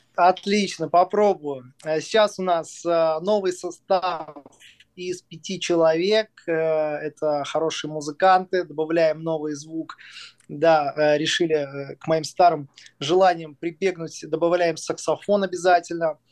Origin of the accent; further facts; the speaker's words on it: Smolensk, Smolensk Oblast, Russia; о моем родном городе, о городе Смоленске